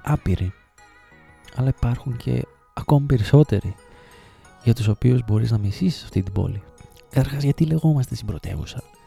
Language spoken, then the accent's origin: Greek; Thessaloniki, Central Macedonia, Greece; moved away as an adult; also born or lived in Trikala / Sparta / Alexandroupoli; Εγώ γεννήθηκα και μεγάλωσα στη Θεσσαλονίκη και συγκεκριμένα στην ε, Τριανδρία μέχρι τα 17-18 μου χρόνια